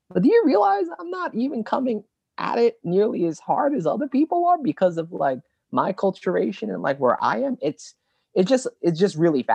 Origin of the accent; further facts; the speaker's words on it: New York City, New York, United States; growing up in East Flatbush